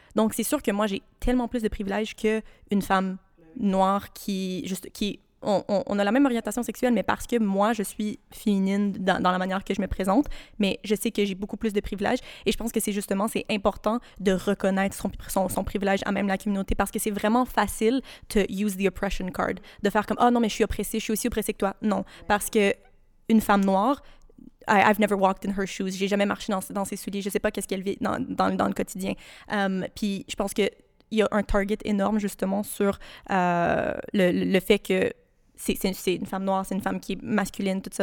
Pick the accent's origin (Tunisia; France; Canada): Canada; Ottawa, Ontario; now in Montreal, Canada; je viens d'Ottawa